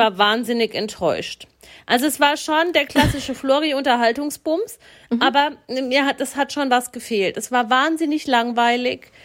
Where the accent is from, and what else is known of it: Swabia, Baden-Württemberg, Germany